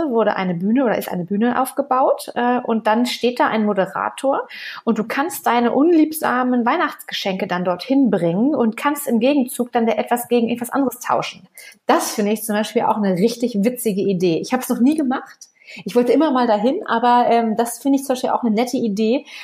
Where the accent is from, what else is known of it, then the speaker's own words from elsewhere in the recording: Celle, Lower Saxony, Germany; Aus der Stadt, aus der ich komme, aus Celle, das wissen ja die meisten wahrscheinlich, äh, aus Celle bei Niedersachsen ist eine Kleinstadt.